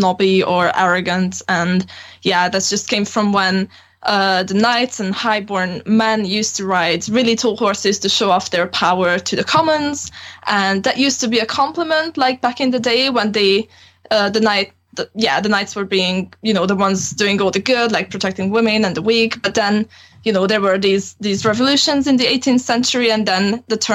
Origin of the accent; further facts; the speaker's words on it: Transylvania, Romania; moved away as an adult; now in Wales, United Kingdom; I grew up in Transylvania